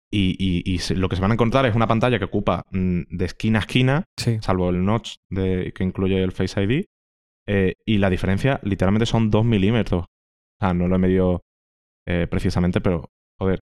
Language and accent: Spanish; Andalusia, Spain; yo que soy andaluz